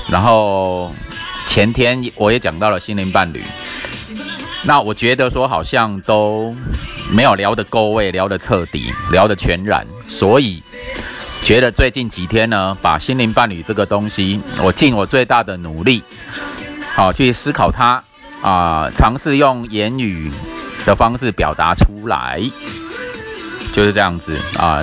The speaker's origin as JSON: {"language": "Chinese", "country": "Taiwan", "said": "我们台湾人亚洲人"}